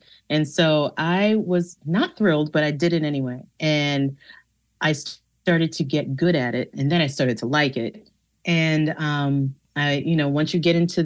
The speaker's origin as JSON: {"language": "English", "region": "New York", "country": "United States", "tie": "born or raised there", "said": "I grew up in New York."}